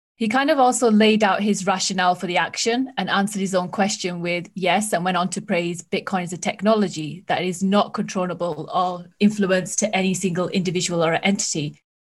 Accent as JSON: {"language": "English", "country": "United Kingdom", "said": "I'm speaking as a Brit"}